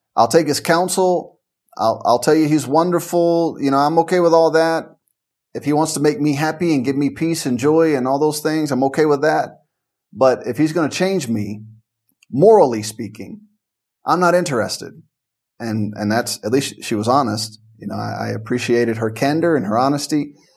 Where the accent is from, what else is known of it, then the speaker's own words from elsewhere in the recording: Memphis, Tennessee, United States; growing up in Memphis and the surrounding area